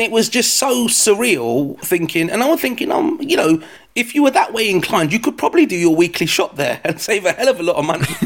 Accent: London, United Kingdom; if you haven't heard my accent, I'm from London

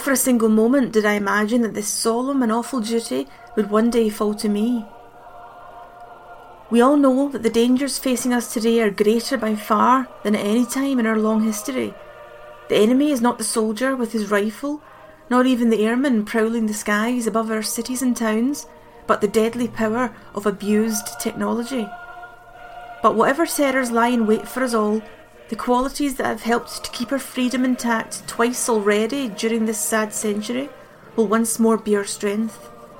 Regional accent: Glasgow, Scotland, United Kingdom; accent: Glasgow; It will be done in my Glasgow accent.

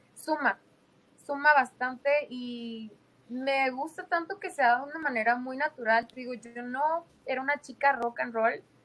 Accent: Tijuana, Baja California, Mexico; moved away; allá en mi ciudad de Tijuana

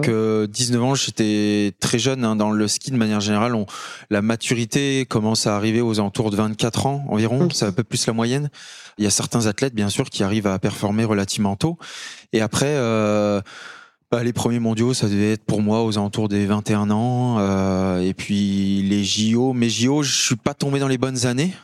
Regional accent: Courchevel, Auvergne-Rhône-Alpes, France; also born or lived in Annecy; je viens de Courchevel, en Savoie. J'ai 32 ans aujourd'hui. J'ai grandi, on va dire, entre euh, la montagne et Annecy aussi

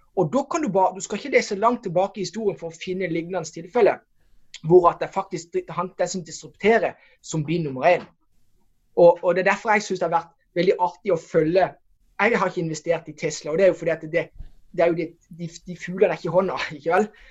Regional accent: Norway; hvor vi kommer fra Norge

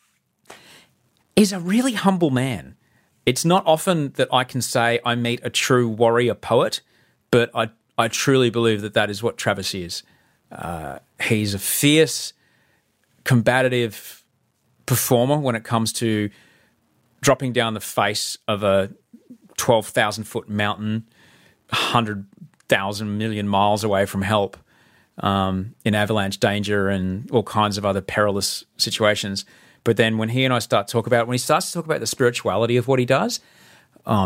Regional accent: Australia; when you snowboard there as an Australian

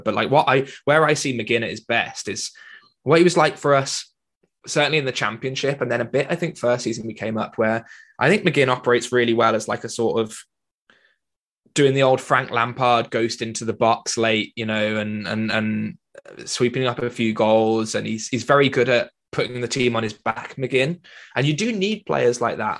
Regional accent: Wales, United Kingdom; as a Welshman

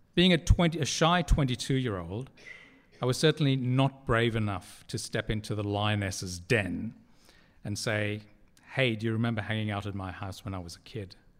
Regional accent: Durban, KwaZulu-Natal, South Africa; now in Sydney, Australia; When I was a child growing up in Durban on the east coast of South Africa

